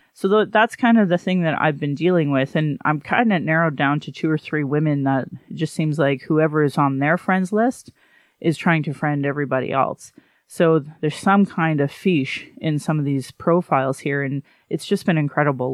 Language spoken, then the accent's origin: English; Calgary, Alberta, Canada; I acknowledge my Dene lineage and that I was born in Calgary